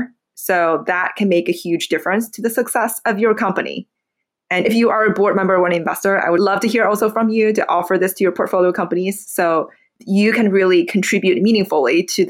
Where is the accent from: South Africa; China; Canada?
China; Beijing; English is a second language; moved away as an adult; now in United States; I was born in Beijing, Beijing, China.